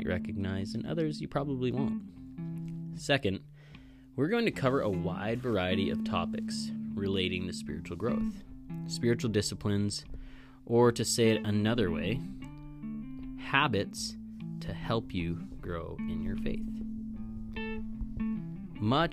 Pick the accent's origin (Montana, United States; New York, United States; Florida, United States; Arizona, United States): Montana, United States; Kalispell; I was born and raised in Kalispell, Montana.